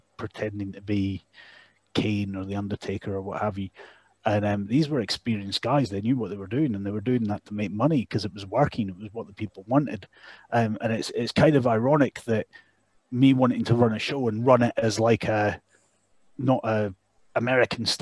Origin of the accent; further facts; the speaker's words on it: Dalgety Bay, Scotland, United Kingdom; also born or lived in Canada; Dalgety Bay, which was where I grew up